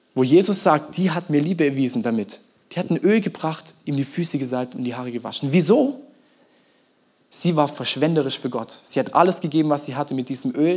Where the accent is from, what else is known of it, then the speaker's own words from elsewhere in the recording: Germany; wir Deutschen